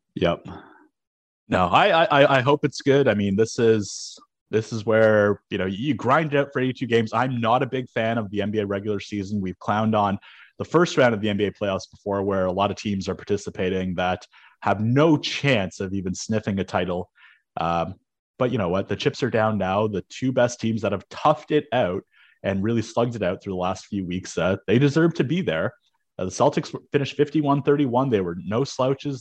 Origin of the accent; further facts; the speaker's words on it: Canada; as a Canadian